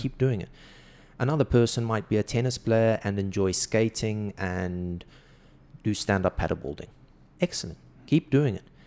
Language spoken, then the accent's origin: English; South Africa; moved away as an adult; now in Saudi Arabia; growing up in South Africa